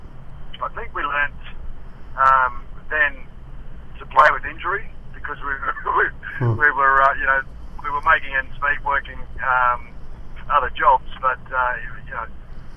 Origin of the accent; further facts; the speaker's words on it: Sarina, Queensland, Australia; now in Gold Coast, Australia; I'm born and bred in Serena, and that's it's just south of Mackay, North Queensland